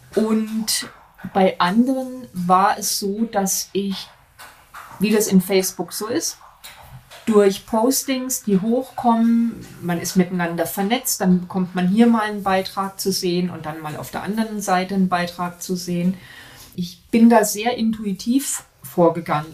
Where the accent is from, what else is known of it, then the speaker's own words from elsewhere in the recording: Germany; bei uns in Deutschland